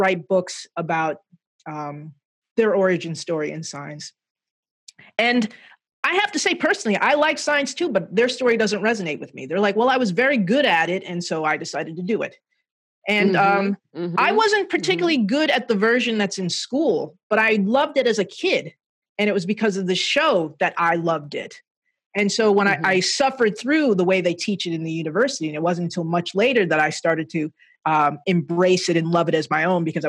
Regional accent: Jersey City, New Jersey, United States; I was a nerdy little kid growing up in Jersey City, working class neighborhood.

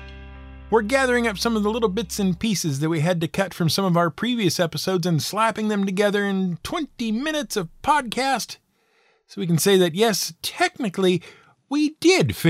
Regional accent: United States; as American schoolchildren

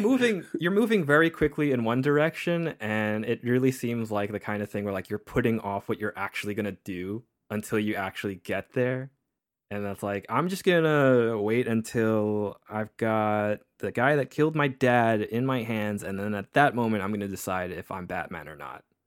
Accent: United States; we're we're American

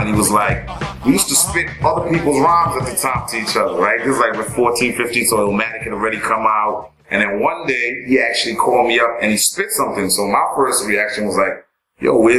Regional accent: New York City, New York, United States; also born or lived in Long Island; We grew up in Queens, but there was a certain point where I moved out to Long Island. So I really was between Long Island and Queens

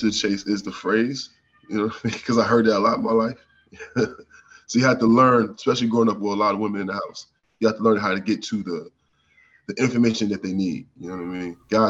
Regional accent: Norfolk, Virginia, United States; now in Pittsburgh, United States; originally from Norfolk, Virginia. Went to Robert Morris University.

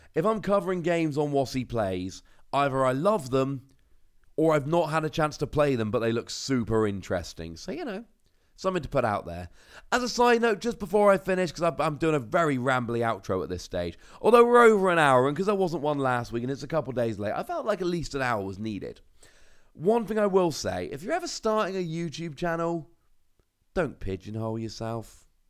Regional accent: Cornwall, South West England, United Kingdom; I'm from Cornwall

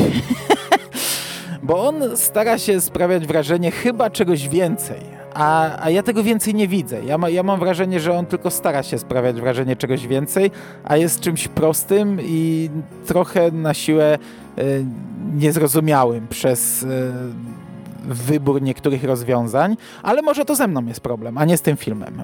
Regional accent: Chełm, Lublin Voivodeship, Poland; u mnie w Hełmie zawsze stawiano pięć choinek złożonych w jedną

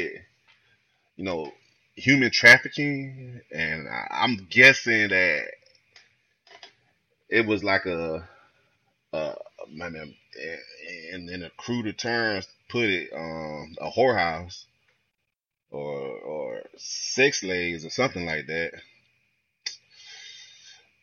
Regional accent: Florida, United States; I'm from Florida. I live in Florida, and it's a lot of Hispanic people down here.

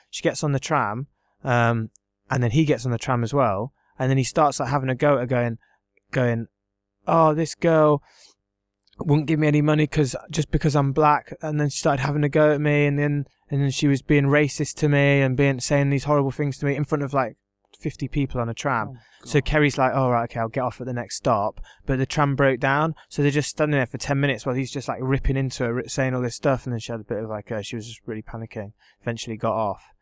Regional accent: England, United Kingdom; I'm English

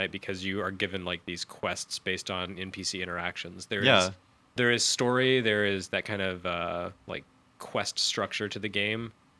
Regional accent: the South, United States; grew up in the South

